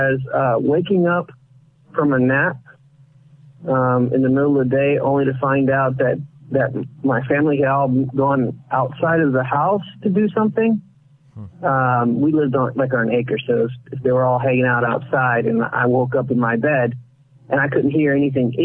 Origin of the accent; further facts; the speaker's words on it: Florida, United States; moved away; also born or lived in Puerto Rico; I was born in Puerto Rico, but grew up mostly in Florida